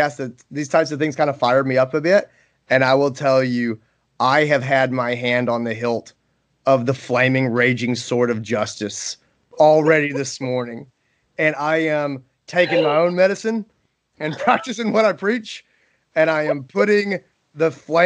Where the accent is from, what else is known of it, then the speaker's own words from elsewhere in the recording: Greenville, South Carolina, United States; Greenville, South Carolina, my hometown